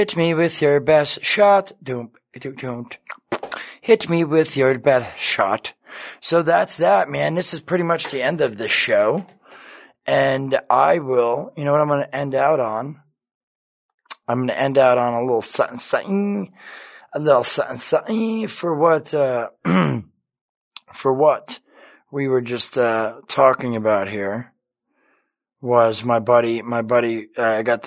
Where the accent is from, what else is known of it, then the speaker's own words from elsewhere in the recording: Red Bank, New Jersey, United States; now in Los Angeles, United States; It's an awesome theater in Red Bank, New Jersey, my hometown